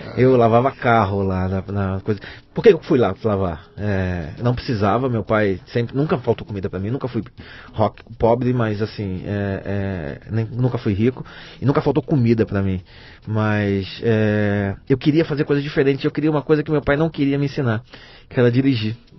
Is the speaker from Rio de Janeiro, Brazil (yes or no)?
yes; Rio de Janeiro, Brazil; moved away as an adult; now in São Paulo, Brazil; Rio de Janeiro, cara. Eu cresci na Penha.